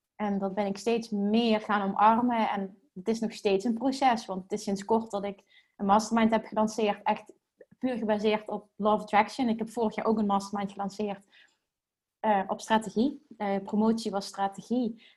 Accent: Limburg, Netherlands; accent: Limburgs; Ik heb, ik heb een Limburgs accent

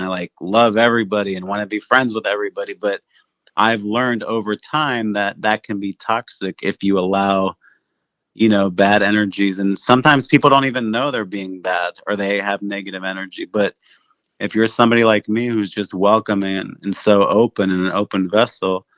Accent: Cincinnati, Ohio, United States; I grew up in Cincinnati, but my family's business was in Newport, Kentucky

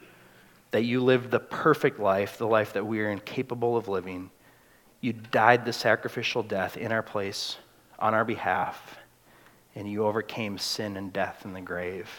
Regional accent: United States; We're Americans

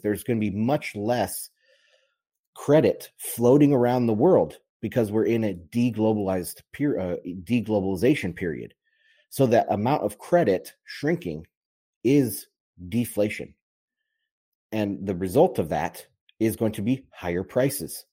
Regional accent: United States; I'm an American

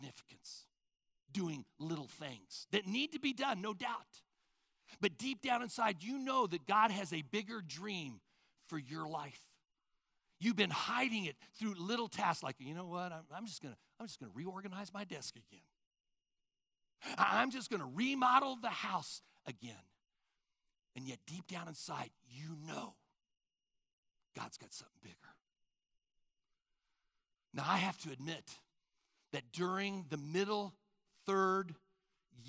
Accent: Independence, Missouri, United States; I'm from Independence, Missouri, at the home of Harry S. Truman. I used to live down the street from his house. I saw history walking when I grew up

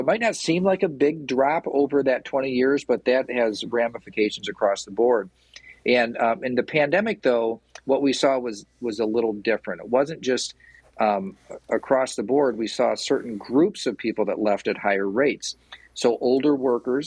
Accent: Portland, Michigan, United States; I'm from Portland. Like, I know everybody in Portland. Everybody in Portland knows me.

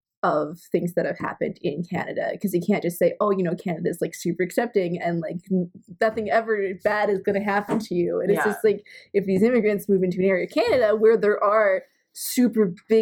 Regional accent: United States; since we're both American and Mexico and everybody are on one continent

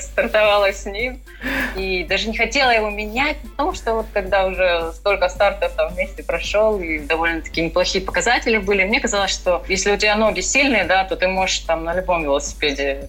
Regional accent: Krasnoyarsk, Krasnoyarsk Krai, Russia; moved away as an adult; also born or lived in Moscow; now in Florida, United States; я родилась именно в Сибири

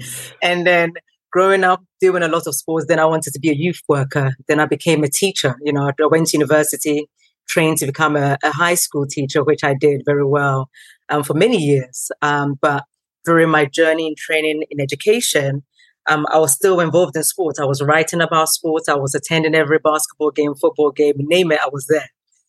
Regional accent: Tottenham, London, United Kingdom; Growing up in Tottenham, a very multicultural, diverse community.

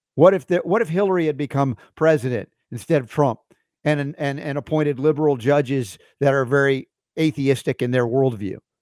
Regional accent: Georgia, United States; growing up in Georgia

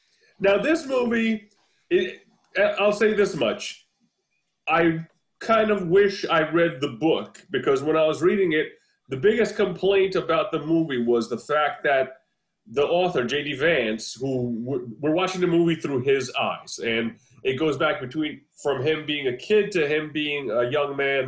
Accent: Seligenstadt, Hesse, Germany; born there; I was born in Seligenstadt, Germany.

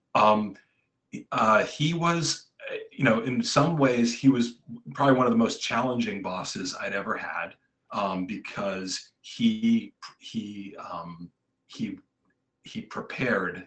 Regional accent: Franklin County, Massachusetts, United States; also born or lived in Washington, D.C.; I grew up in Franklin County, so um, John was my state senator pretty much all my life

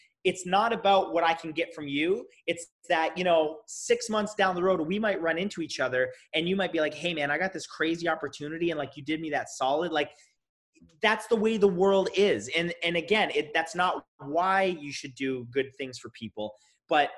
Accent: Toronto, Ontario, Canada; now in Los Angeles, United States; I'm from Toronto

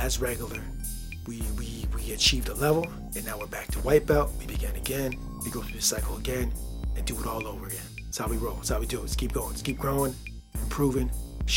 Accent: Michigan, United States; I grew up here, the culture, and I was raised in the Midwest, state of Michigan

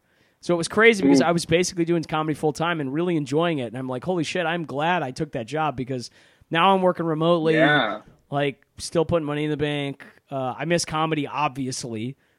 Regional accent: Michigan, United States; also born or lived in Chicago; now in Texas, United States; That's actually why I'm back in Michigan. I'm going to vote here in person on the 3rd because my vote is extremely important to have in my home state.

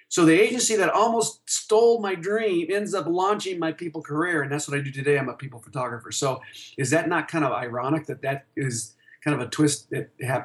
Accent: Tucson, Arizona, United States; now in Denver, United States; he basically told me to go back to Tucson. So I was from Tucson moving to Denver, and I had mentioned that to him. And he said, young man, you should move back to Tucson.

